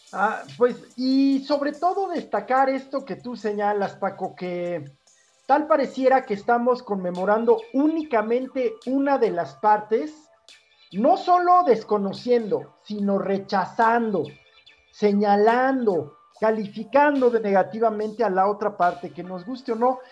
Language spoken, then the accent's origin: Spanish; Mexico; estamos hablando español mexicano